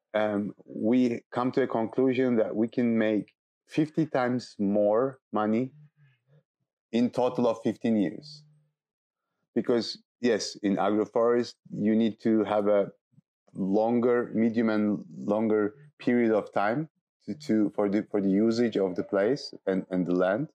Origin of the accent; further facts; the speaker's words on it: Istanbul, Turkey; moved away as an adult; also born or lived in south of Turkey; now in Alto Paraíso de Goiás, Brazil; I'm, I'm from Istanbul and I grew up in Istanbul